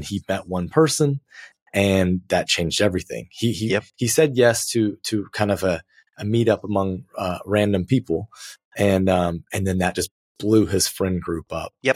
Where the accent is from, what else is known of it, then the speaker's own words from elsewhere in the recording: United States; moved away as an adult; now in Porto, Portugal; as an American